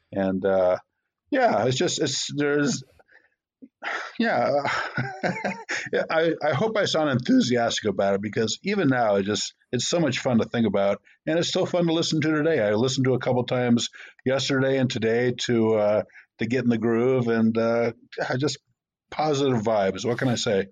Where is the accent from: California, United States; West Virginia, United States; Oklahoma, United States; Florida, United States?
Florida, United States; outside of Tampa; where I grew up in Florida, outside of Tampa